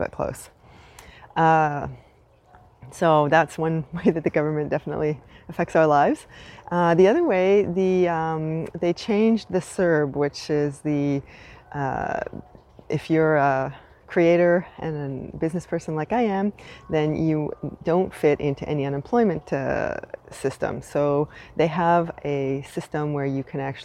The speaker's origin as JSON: {"language": "English", "country": "Canada", "lives_now": "Montreal, Canada", "said": "I am unapologetically Canadian"}